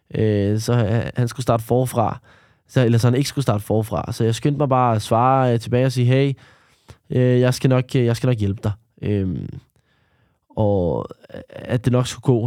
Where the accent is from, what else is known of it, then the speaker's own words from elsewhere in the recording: Denmark; Jeg er opvokset i Danmark, øh, og født i Danmark.